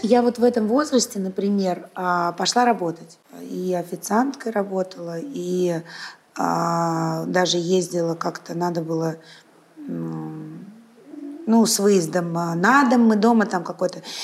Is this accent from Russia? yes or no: yes; Saint Petersburg, Russia; я родилась в Ленинграде, выросла в Санкт-Петербурге